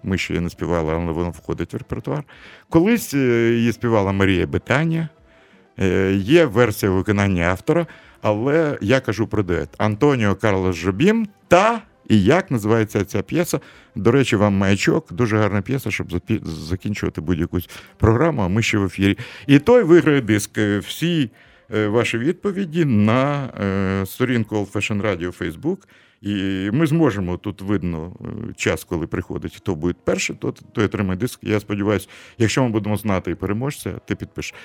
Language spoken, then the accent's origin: Ukrainian; Kyiv, Ukraine; я ж на Подолі тут народився